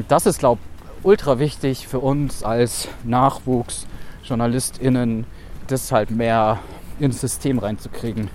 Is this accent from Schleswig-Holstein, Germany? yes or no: no; Swabia, Baden-Württemberg, Germany; accent: Swabian; moved away; also born or lived in Munich; Also ich komme ja aus Baden-Württemberg, aus Schwaben, wie man vielleicht hm mir auf jeden Fall äh, anhört